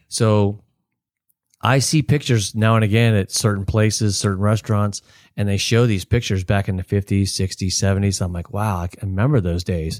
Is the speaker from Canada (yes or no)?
no; Palm Harbor, Florida, United States; also born or lived in Texas; I grew up in Spanish Oaks